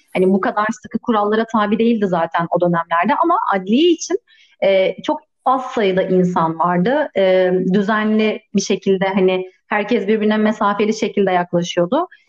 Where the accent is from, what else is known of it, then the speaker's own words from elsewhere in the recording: Istanbul, Turkey; moved away as an adult; now in Edirne, Turkey; doğma büyüme İstanbul'dayım